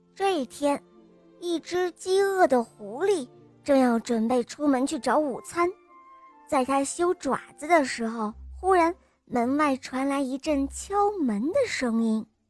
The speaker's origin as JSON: {"language": "Chinese", "town": "Xi'an", "region": "Shaanxi", "country": "China", "said": "我今年五岁了，我来自西安"}